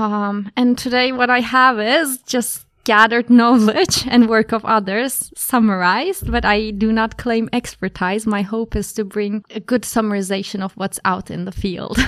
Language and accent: English; Ankara, Turkey; moved away as an adult; also born or lived in Leiden, Netherlands; now in Berlin, Germany; So, I am from Turkey. Uh, I was born and raised in Ankara, the capital